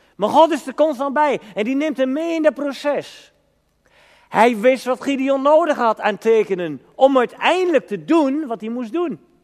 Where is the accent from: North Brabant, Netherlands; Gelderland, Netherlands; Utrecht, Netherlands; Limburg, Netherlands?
Gelderland, Netherlands; Elburg; bij ons in Elburg en omgeving